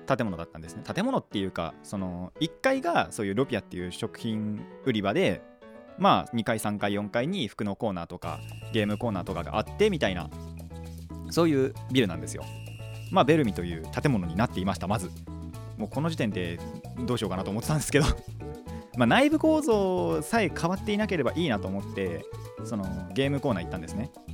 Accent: Hadano, Kanagawa, Japan; 僕の地元の秦野

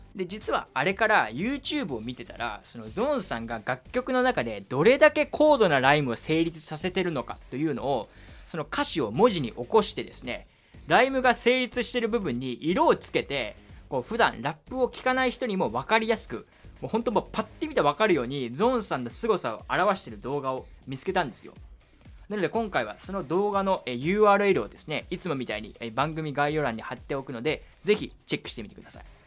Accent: Kyushu, Saga, Japan; moved away as an adult; now in Tokyo, Japan; 僕、地元が九州の佐賀なんですよ

